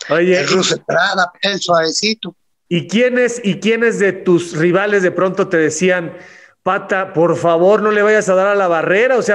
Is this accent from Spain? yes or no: no; Mexico; moved away as an adult; now in Chile; Yo me vine de México a los 21 años. A los 21.